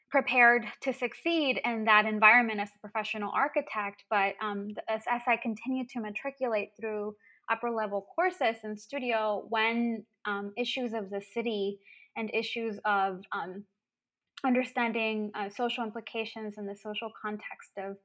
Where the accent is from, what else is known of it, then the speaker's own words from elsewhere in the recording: Brownsville, Texas, United States; moved away as an adult; now in Madison, United States; I grew up in Brownsville